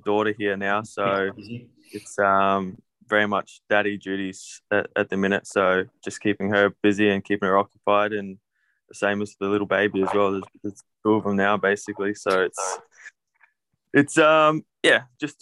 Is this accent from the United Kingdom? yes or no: no; Adelaide, South Australia, Australia; also born or lived in Sydney; now in Kuwait; I'm originally from Adelaide, so our traffic consists of traffic lights.